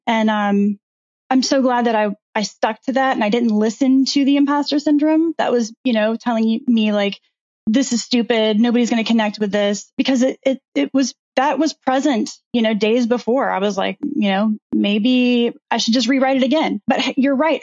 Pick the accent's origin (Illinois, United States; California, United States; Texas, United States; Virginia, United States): Virginia, United States; Virginia Beach; I grew up in Virginia Beach